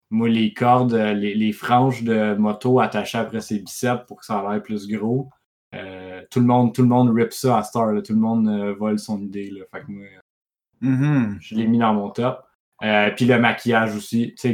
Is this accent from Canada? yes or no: yes; Quebec, Canada; chez nous en Beauce. En Beauce, en ouais, ça s'en vient, tout.